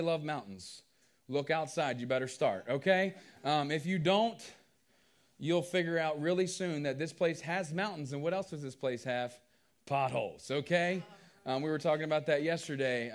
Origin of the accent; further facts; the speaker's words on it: Culpeper, Virginia, United States; now in West Virginia, United States; I grew up in Culpeper, Virginia, a small town down there.